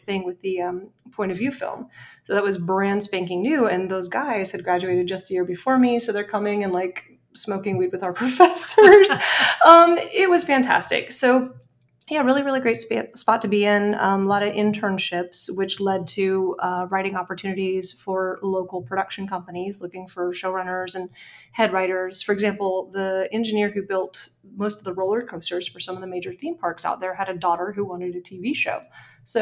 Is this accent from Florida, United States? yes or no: yes; Orlando, Florida, United States; moved away as an adult; I grew up in Orlando and moved out here in 2009